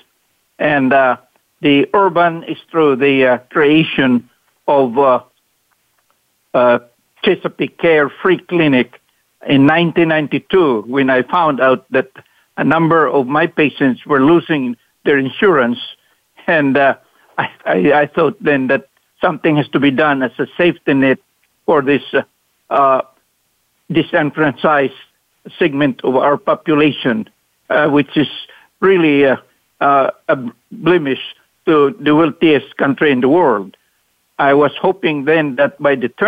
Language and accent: English; Mindanao, Philippines; moved away as an adult; also born or lived in Cebu, Philippines; now in United States; poor as we are, a family from the island of Mindanao in the Philippines